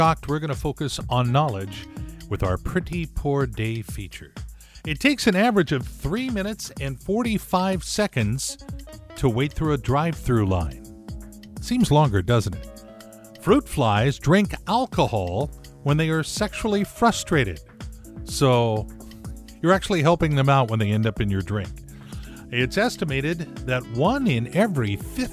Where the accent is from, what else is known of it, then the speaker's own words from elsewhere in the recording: Southern California, United States; when I was growing up in Southern California